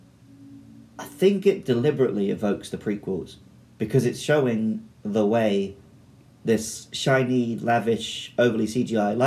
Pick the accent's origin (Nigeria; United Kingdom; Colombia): United Kingdom; moved away as an adult; now in Japan